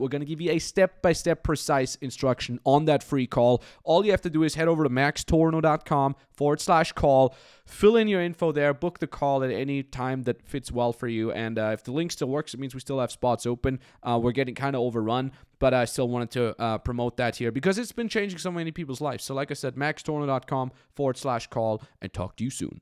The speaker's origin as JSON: {"language": "English", "country": "Austria", "also_born_or_lived": "Los Angeles", "moved": "yes", "said": "Austria, my home country."}